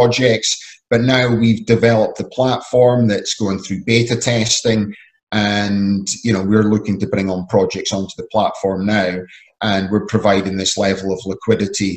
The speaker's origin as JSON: {"language": "English", "region": "Scotland", "country": "United Kingdom", "said": "I'm originally from Scotland"}